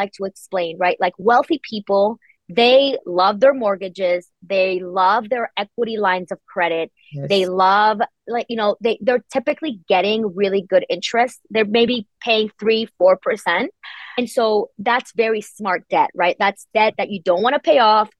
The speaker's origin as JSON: {"language": "English", "country": "Spain", "moved": "yes", "lives_now": "United States", "said": "I'm originally from Spain"}